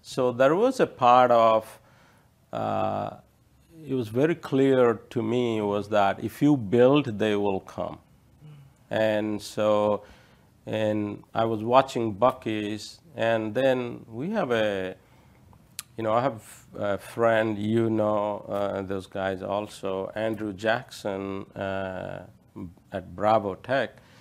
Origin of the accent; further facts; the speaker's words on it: India; moved away; I grew up in India